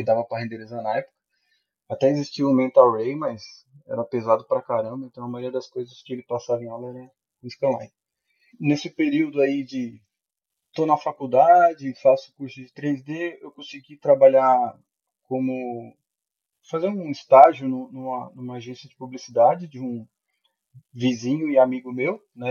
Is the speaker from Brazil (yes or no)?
yes; Araranguá, Santa Catarina, Brazil; eu sou de Santa Catarina, né? Araranguá, Santa Catarina